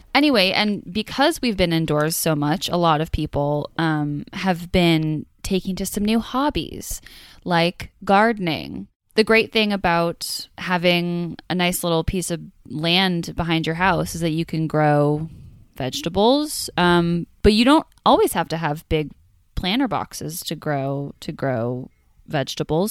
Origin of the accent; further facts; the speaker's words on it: Omaha, Nebraska, United States; my hometown was in Omaha